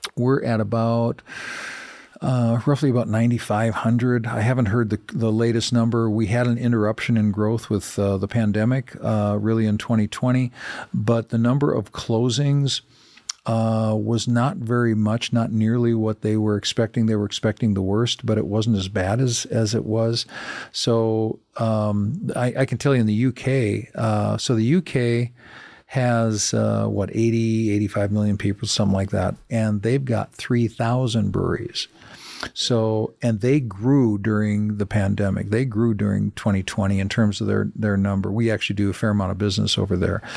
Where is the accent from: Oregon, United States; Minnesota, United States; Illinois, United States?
Minnesota, United States; A town that I grew up in Minnesota of, you know, forty-two hundred uh, people